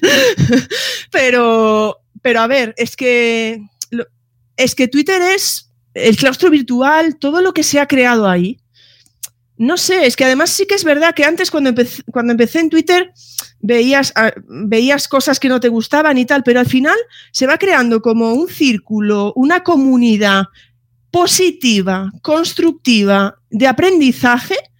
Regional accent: Galicia, Spain; yo ahí soy muy gallega

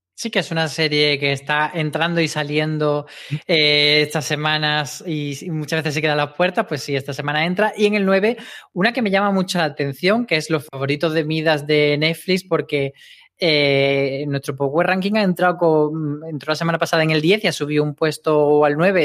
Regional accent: Granada, Andalusia, Spain; en Granada, que es de donde yo soy

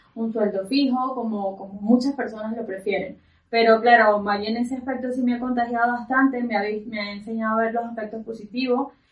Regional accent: Valencia, Carabobo, Venezuela; moved away as an adult; now in Spain; nosotros somos inicialmente de, de Valencia

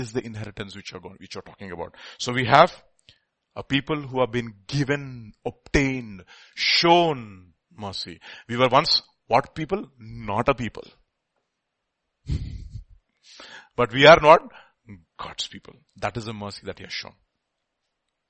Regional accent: India; we are all Indian

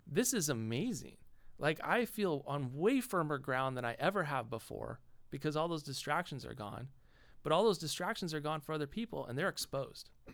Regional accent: Los Angeles, California, United States; I grew up in Los Angeles.

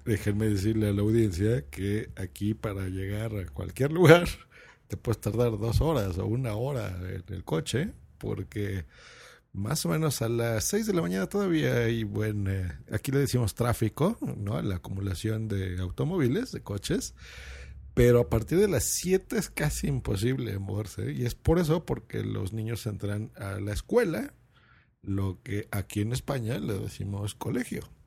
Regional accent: Lerma, State of Mexico, Mexico; cuando yo era niño, yo vivía en una población que se llamaba Lerma, eso es en el Estado de México

